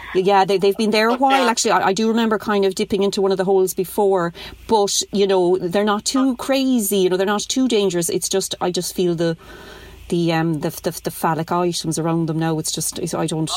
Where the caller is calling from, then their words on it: Ireland; I'm calling from Ireland